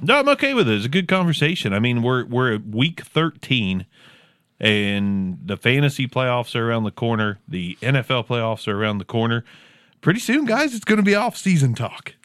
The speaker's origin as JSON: {"language": "English", "region": "Southern Ohio", "country": "United States", "accent": "Southern Ohio", "said": "my Southern Ohio accent"}